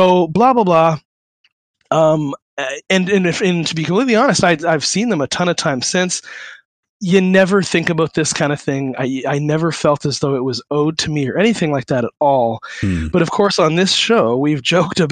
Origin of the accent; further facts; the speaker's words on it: Waterloo, Ontario, Canada; moved away; I'm from Waterloo originally